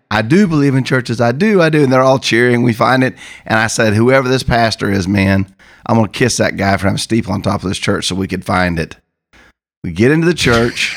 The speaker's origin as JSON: {"language": "English", "region": "Missouri", "country": "United States", "also_born_or_lived": "Oklahoma", "said": "I come from Missouri"}